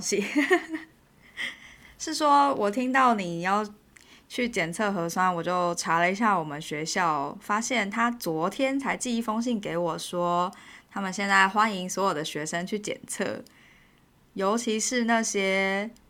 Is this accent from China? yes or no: no; Taiwan; moved away as an adult; now in United Kingdom; 我来自台湾啊